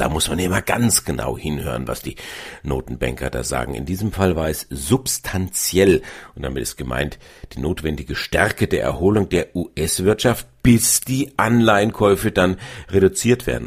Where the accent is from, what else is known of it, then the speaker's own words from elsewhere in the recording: Bavaria, Germany; bei uns in Bayern